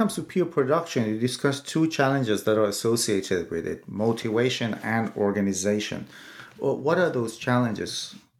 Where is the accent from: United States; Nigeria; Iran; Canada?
Iran; moved away; I'm from Iran originally, and I sometimes read pages written in Farsi.